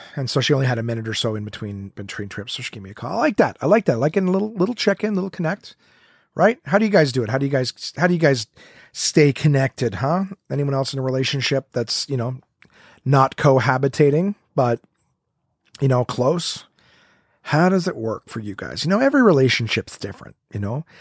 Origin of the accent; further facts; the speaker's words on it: Ottawa, Ontario, Canada; right here in my hometown, Ottawa, Ontario.